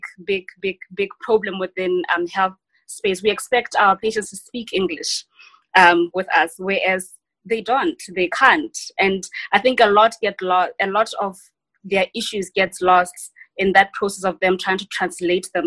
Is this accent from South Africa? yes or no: yes; South Africa; also born or lived in Western Cape / KwaZulu-Natal; as a South African in post-democratic South Africa